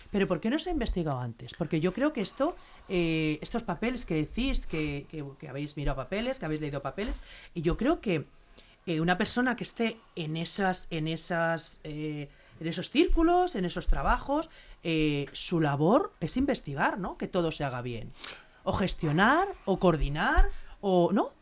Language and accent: Spanish; Leganés, Community of Madrid, Spain; yo soy de Leganés